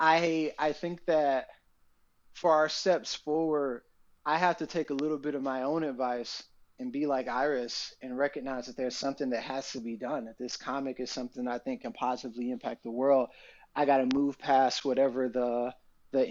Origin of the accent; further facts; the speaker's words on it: Atlanta, Georgia, United States; moved away; I'm from Atlanta